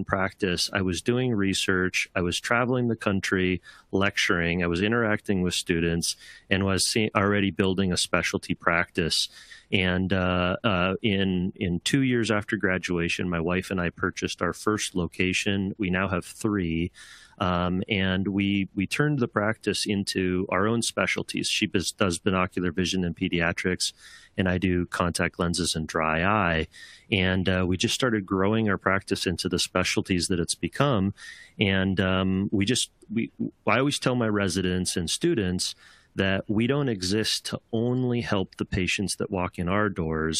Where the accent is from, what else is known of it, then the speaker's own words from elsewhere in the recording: South Dakota, United States; moved away as an adult; also born or lived in Seattle area; now in Seattle, United States; I grew up in South Dakota and attended the South Dakota State University